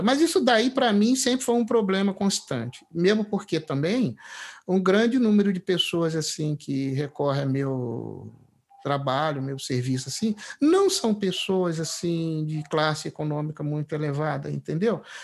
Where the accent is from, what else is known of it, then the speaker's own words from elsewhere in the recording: Três Rios, Rio de Janeiro, Brazil; eu sou é do interior do estado do Rio, de Três Rios